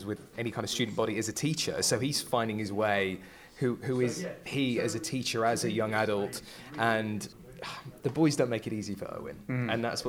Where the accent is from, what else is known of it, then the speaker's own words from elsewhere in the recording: Nottingham, East Midlands, United Kingdom; now in Cradley Heath, United Kingdom; I'm from Nottingham originally